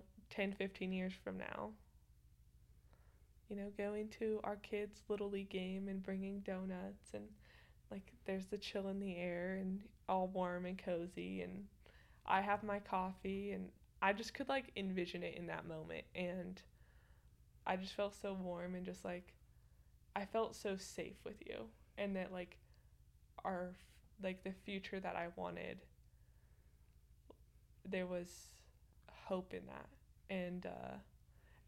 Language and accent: English; Colorado, United States; I'm from Colorado